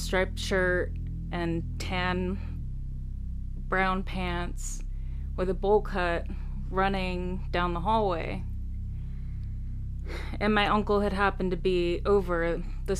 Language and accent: English; California, United States; I grew up in California, near the projects